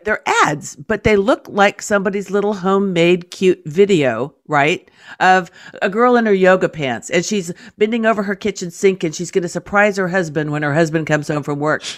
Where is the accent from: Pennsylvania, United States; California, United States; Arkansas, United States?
California, United States; I'm from California